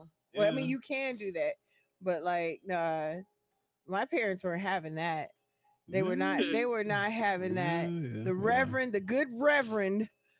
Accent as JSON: {"language": "English", "region": "West Coast", "country": "United States", "moved": "yes", "said": "I'm from the West Coast, right?"}